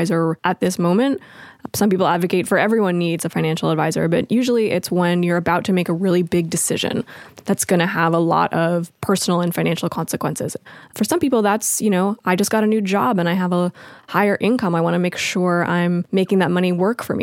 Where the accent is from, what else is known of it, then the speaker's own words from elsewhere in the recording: Los Angeles, California, United States; I grew up in Los Angeles.